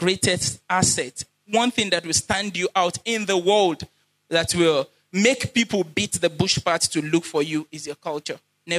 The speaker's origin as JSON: {"language": "English", "town": "Badagry", "region": "Lagos", "country": "Nigeria", "said": "I'm from Badagry, Boyoko Quarters."}